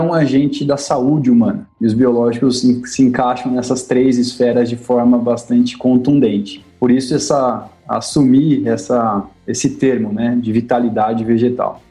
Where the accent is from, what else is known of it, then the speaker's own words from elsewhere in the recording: São Paulo, Brazil; moved away; eu sou paulistano, cresci na capital, mas desde que tive a oportunidade nunca mais para lá voltei